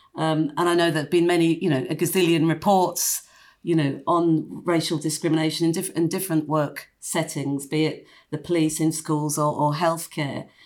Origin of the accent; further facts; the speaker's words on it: London, United Kingdom; when I was growing up in, in, in London